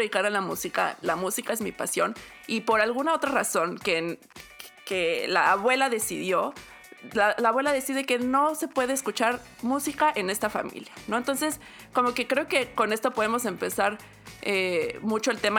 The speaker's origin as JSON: {"language": "Spanish", "country": "Mexico", "moved": "yes", "said": "Yo me fui de México con la familia"}